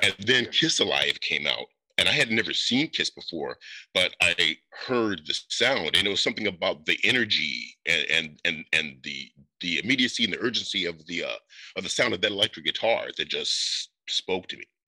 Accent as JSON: {"language": "English", "region": "Northwest Indiana", "country": "United States", "tie": "born or raised there", "said": "I am from Indiana."}